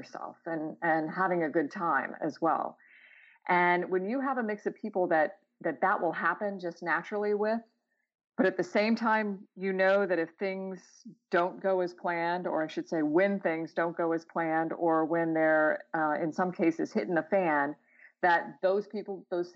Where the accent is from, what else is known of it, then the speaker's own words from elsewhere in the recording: Clearwater, Florida, United States; also born or lived in Albany, New York; I was born in Albany, but my parents moved to Florida when I was about a year old. So while I can claim it as my place of birth, I really can't claim it as my hometown or where I grew up, but have visited there quite often with my relatives. Where I grew up in Florida, Clearwater, Florida, on the West Coast